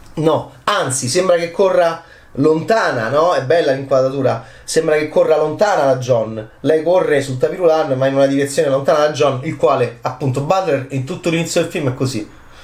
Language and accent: Italian; Italy; da italiano, ovviamente da analista italiano